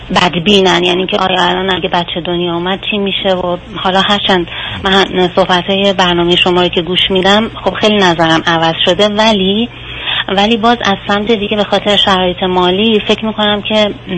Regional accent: southern Iran, Iran; من و همسرم از شهرستان جنوب کشور شهر کوچیک در واقع متولد شدیم

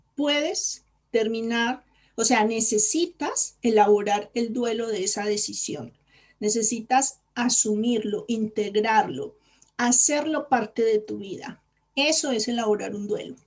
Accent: Colombia; moved away as an adult; now in Spain; cuando yo decidí venirme a España, yo soy colombiana

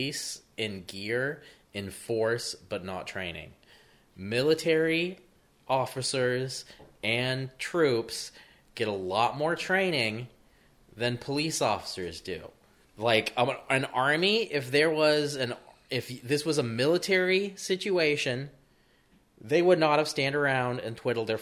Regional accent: United States; as an American

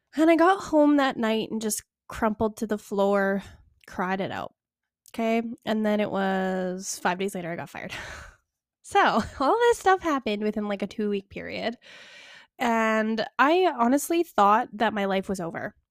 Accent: Calgary, Alberta, Canada; Calgary, which is, like, my hometown

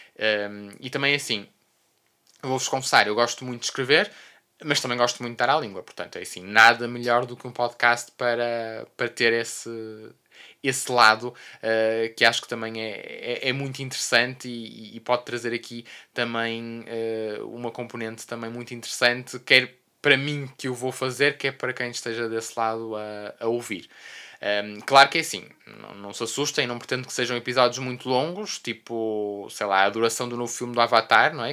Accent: Porto, Norte, Portugal; sou do Porto, born and raised

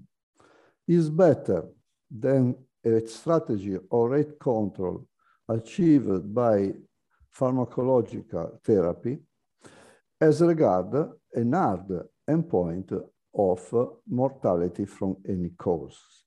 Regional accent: Italy; also born or lived in Lavagna, Italy; I am a cardiologist from Italy.

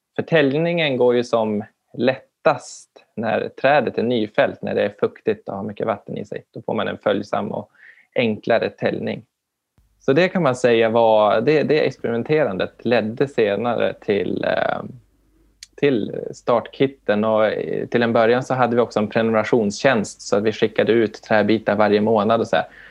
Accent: Umeå, Västerbotten County, Sweden; jag är ifrån Umeå-trakten

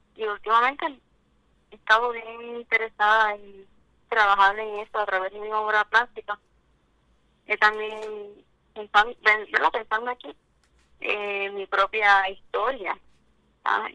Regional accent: Cabo Rojo, Puerto Rico; soy de Cabo Rojo

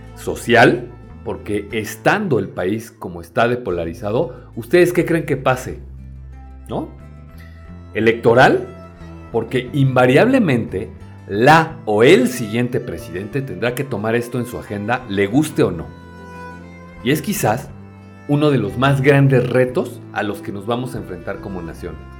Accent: Mexico; como mexicanos

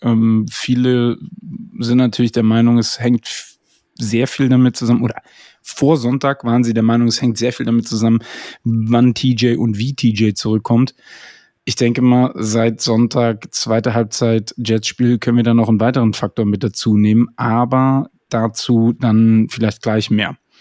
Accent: Koblenz, Rhineland-Palatinate, Germany; ich komme ja aus Koblenz

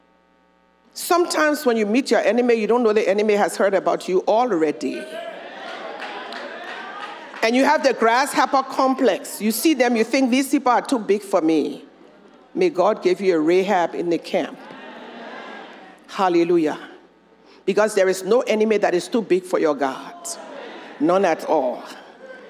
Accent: Monrovia, Montserrado, Liberia; Where I'm from, where I grew up in Monrovia, you could never escape your family history.

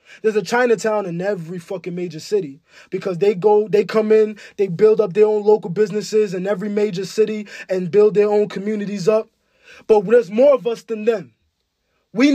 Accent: Ghana; I'm African, nigga. I'm from Ghana.

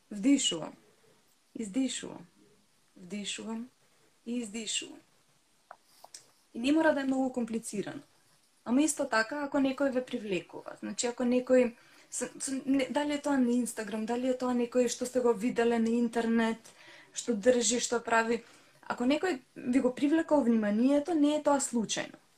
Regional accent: North Macedonia; кај нас во Македонија.

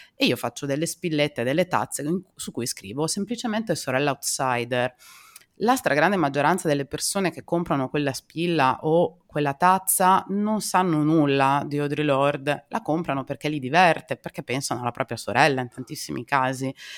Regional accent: Emilia-Romagna, Italy; io non sono bolognese di origine, diciamo vengo da abbastanza vicino, sono romagnola

